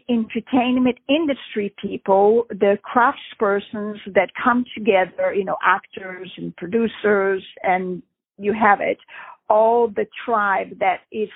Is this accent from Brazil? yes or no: yes; Brazil; moved away as an adult; also born or lived in Europe; I grew up in Brazil